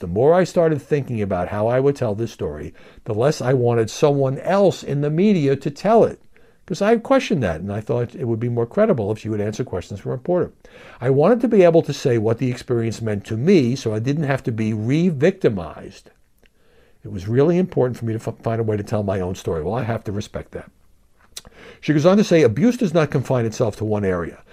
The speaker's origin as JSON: {"language": "English", "town": "New York City", "region": "New York", "country": "United States", "said": "I'm from Brooklyn"}